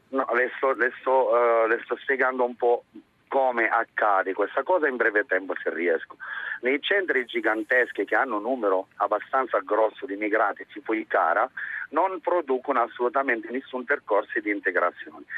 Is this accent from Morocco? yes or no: yes; Morocco; now in Italy; Sono marocchino